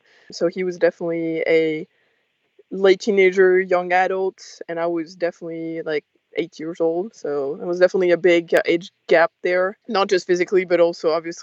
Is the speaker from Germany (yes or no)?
no; France; I grew up in France